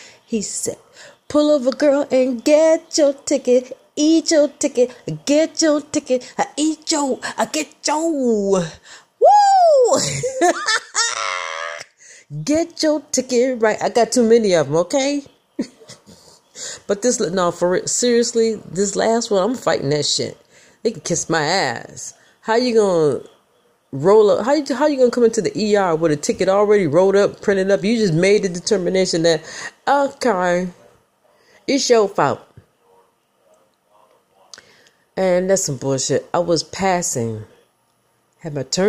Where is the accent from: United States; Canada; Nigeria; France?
United States; Michigan; I'm from Michigan, people, the motor capital of the world. We drive like we stole it in the mitten